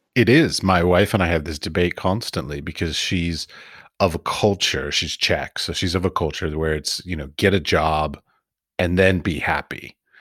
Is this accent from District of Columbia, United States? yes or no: yes; Washington, District of Columbia, United States; moved away as an adult; also born or lived in Iowa / San Francisco; I was raised in Washington, D.C.